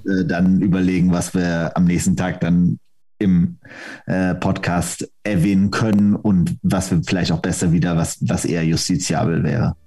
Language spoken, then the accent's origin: German; Aachen, North Rhine-Westphalia, Germany; also ich bin ja Aachener